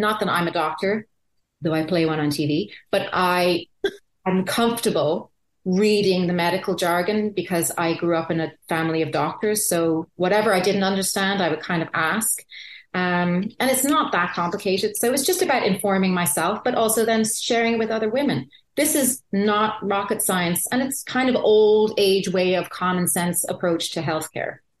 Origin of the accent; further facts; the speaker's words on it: Ireland; I grew up in Ireland